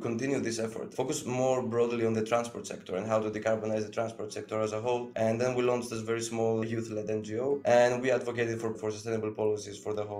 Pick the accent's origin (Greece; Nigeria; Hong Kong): Greece; I come from Greece and I'm also working as a trainee at the European Parliament.